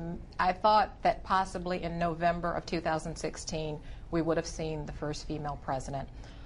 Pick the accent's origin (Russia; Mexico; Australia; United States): United States; Michigan; I grew up in Michigan.